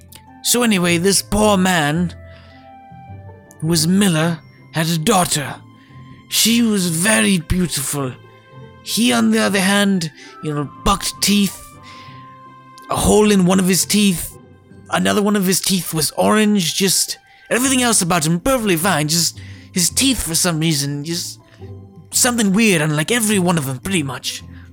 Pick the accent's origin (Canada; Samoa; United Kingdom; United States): United Kingdom; Hello. I'm a British person, and I'll be reading to you the classic that is Rumpelstiltskin.